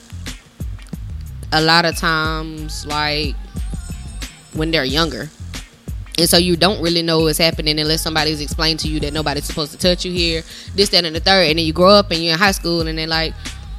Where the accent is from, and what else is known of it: Augusta, Georgia, United States